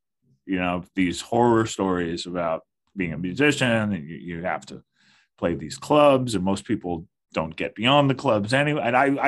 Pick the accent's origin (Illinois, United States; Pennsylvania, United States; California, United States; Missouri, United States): California, United States; Berkeley; moved away as an adult; now in Brooklyn, United States; Northern California, a long time Northern California resident. I was born and raised there, and specifically Berkeley, California.